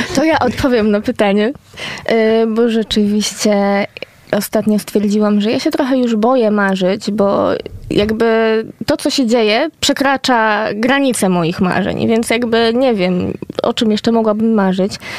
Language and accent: Polish; West Pomeranian Voivodeship, Poland; ja nie jestem e, poznanianką rodowitą, że tak powiem, tak, e, więc łączę się z państwem z Pomorza Zachodniego